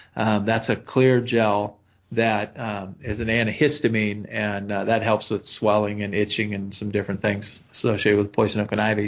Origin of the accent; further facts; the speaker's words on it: Oregon, United States; I grew up in Oregon